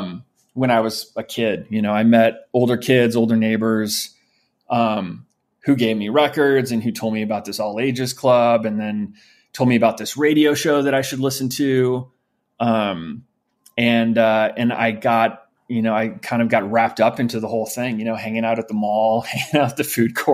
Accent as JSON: {"language": "English", "town": "St. Louis", "region": "Missouri", "country": "United States", "tie": "born or raised there", "also_born_or_lived": "New York", "said": "I was born in New York, we lived in New York until I was around five, and we moved to St. Louis, Missouri, when I was five."}